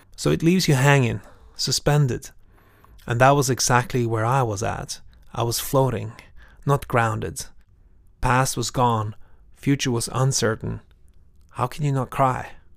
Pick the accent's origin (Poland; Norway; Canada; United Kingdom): Norway; I'm from Norway.